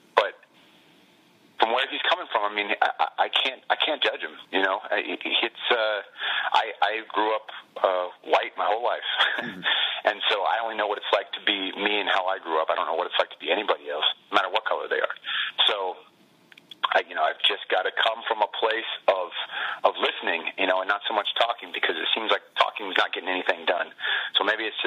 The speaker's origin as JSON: {"language": "English", "area": "Bay Area", "region": "California", "country": "United States", "tie": "born or raised there", "said": "we grew up in the Bay Area"}